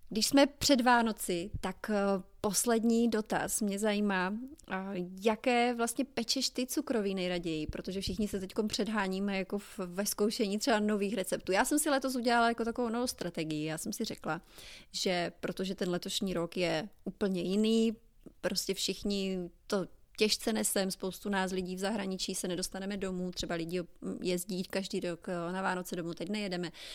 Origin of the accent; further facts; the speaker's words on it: Hlučín Region, Moravian-Silesian Region, Czechia; now in New Orleans, United States; Já jsem ze Slezka A u nás, eh, nebo teda ještě musím to říct ještě víc konkrétně, já jsem z Hlučínska